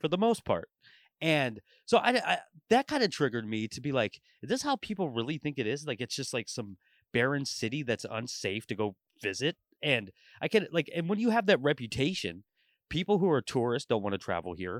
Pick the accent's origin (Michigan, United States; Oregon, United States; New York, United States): Oregon, United States; Portland; moved away as an adult; also born or lived in Tulare, California; now in Vancouver, United States; I grew up in Portland, like, my entire life